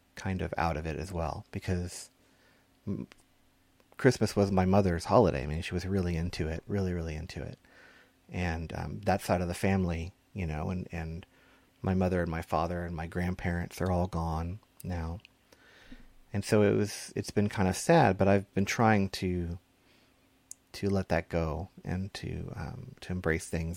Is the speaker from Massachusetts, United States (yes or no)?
no; Texas, United States; I grew up in Texas